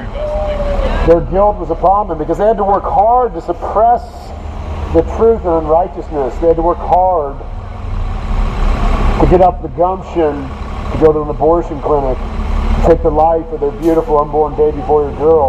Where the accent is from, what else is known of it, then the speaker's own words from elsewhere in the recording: Portland, Oregon, United States; I'm from Portland, Oregon